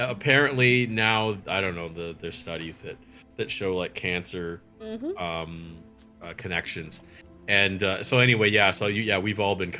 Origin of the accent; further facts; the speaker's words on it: Canada; I am Canadian.